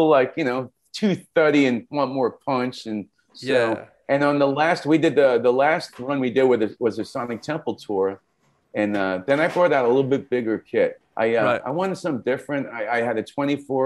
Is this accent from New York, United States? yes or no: yes; New York City, New York, United States; accent: Bronx; now in Los Angeles, United States; I'm from the Bronx. I still talk like I'm from the Bronx